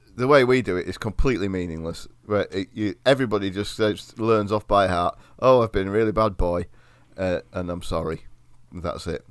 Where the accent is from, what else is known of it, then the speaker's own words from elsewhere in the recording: Derbyshire, East Midlands, United Kingdom; accent: Derbyshire; my accent's not that far fr-, removed from a Derbyshire accent